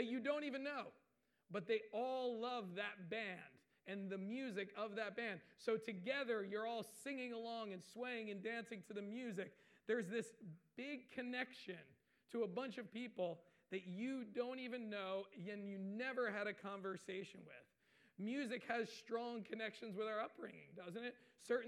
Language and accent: English; Waretown, New Jersey, United States; I grew up in Waretown